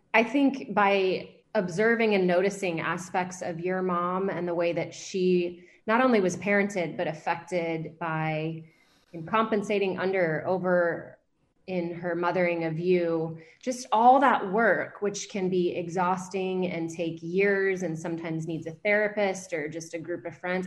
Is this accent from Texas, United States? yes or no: no; Atlanta, Georgia, United States; also born or lived in California / Savannah; So I was raised in Atlanta